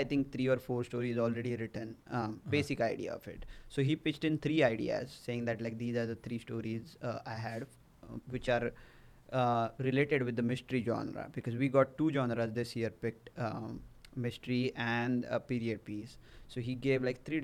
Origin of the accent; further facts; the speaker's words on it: India; moved away as an adult; now in United States; I came to US from India